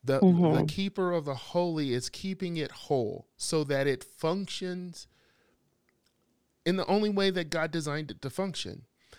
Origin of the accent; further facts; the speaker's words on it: Southern United States, United States; I'm from the South, so all I could say was bless your heart.